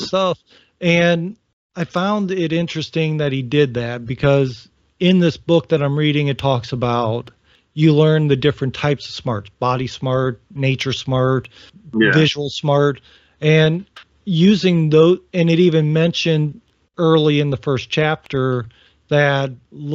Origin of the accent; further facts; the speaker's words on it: Northern Ohio, United States; now in Virginia, United States; I'm from Northern Ohio